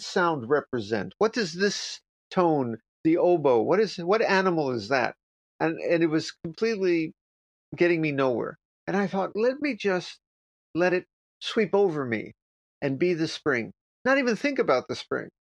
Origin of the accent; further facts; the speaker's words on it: United States; I'm from America